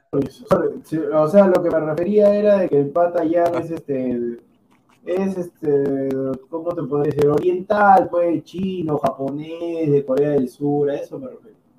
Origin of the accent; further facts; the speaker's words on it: Huancayo, Junín, Peru; Yo soy de Huancayo